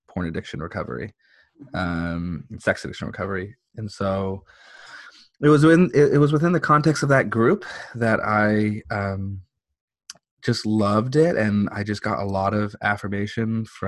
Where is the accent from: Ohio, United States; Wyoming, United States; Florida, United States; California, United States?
California, United States; San Diego; So I was born and raised here in San Diego. I grew up in the mean streets of La Jolla. So I'm a San Diego local. I've never left.